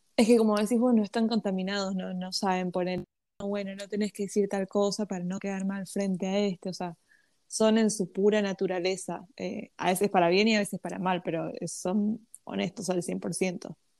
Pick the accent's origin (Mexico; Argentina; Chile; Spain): Argentina; nací en Argentina y nací en el 2001